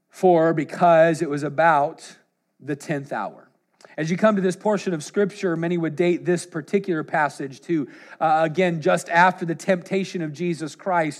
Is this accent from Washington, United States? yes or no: yes; Washington, United States; We're from the opposite side, Washington State